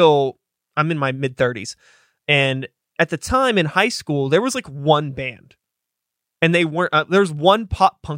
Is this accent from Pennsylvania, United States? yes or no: yes; Wilkinsburg, Pennsylvania, United States; also born or lived in Regent Square / Swissvale; I grew up in Wilkinsburg, ended up moving to Regent Square, then eventually lived in Swissvale